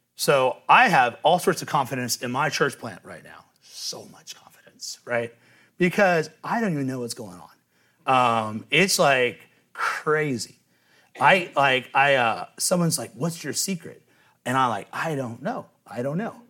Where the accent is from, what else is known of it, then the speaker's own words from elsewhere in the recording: Cincinnati, Ohio, United States; I'm from Cincinnati